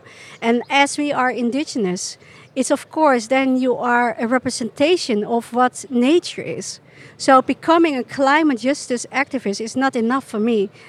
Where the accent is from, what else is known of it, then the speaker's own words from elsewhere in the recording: Chile; born there; I was born in Chile, and 10 minutes after I was born, I was taken by nuns